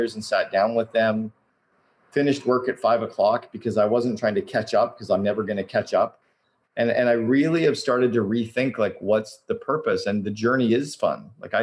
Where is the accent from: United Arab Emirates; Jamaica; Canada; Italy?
Canada; now in Vancouver, Canada; I'm Canadian